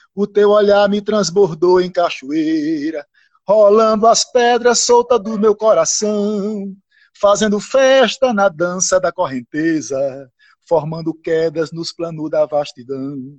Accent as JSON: {"language": "Portuguese", "town": "Itacaratu", "region": "Pernambuco", "country": "Brazil", "tie": "born or raised there", "also_born_or_lived": "Floresta", "said": "Eu nasci em Floresta, me criei em Itacaratu"}